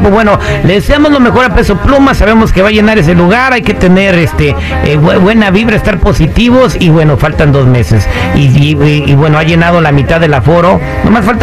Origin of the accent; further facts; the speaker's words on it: Mexico; nosotros los hispanos más los que somos de México tenemos la costumbre de comprar los boletos el mero día del evento.